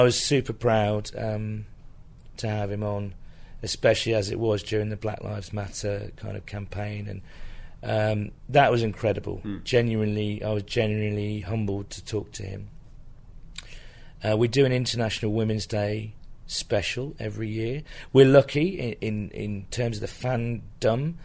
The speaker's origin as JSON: {"language": "English", "country": "United Kingdom", "said": "being British"}